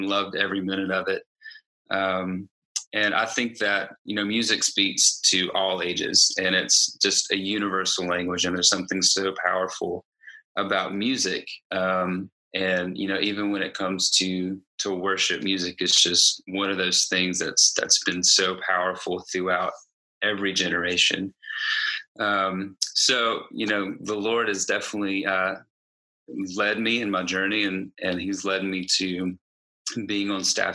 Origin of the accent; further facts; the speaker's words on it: Greenville, South Carolina, United States; I'm from Greenville, South Carolina, and I am a full-time worship director at a church here in Greenville